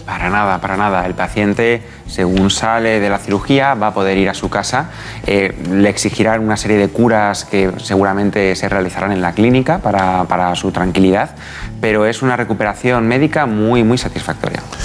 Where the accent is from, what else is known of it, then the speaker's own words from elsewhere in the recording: Guadalajara, Castilla-La Mancha, Spain; soy de Guadalajara